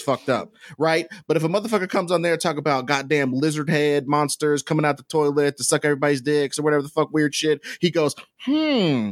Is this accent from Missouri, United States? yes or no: yes; Kansas City, Missouri, United States; in my hometown